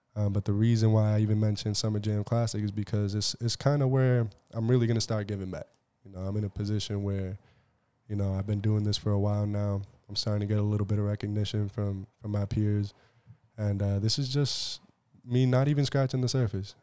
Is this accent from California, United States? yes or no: no; Southbridge, Massachusetts, United States; I'm from Southbridge, Massachusetts, you know, and twenty twelve was the last year that they had our old high school